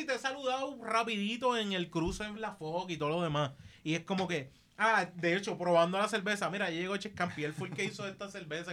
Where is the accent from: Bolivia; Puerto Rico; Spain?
Puerto Rico; Caguas; soy de Caguas